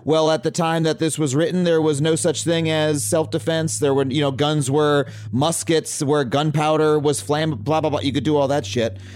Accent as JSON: {"language": "English", "town": "Wading River", "region": "New York", "country": "United States", "tie": "born or raised there", "said": "I grew up in a town called Wading River"}